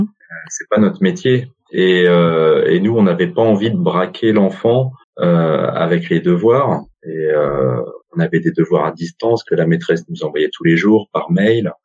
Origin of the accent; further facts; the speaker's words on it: Montreuil, Île-de-France, France; also born or lived in Paris; je suis né à Paris et j'ai grandi à Montreuil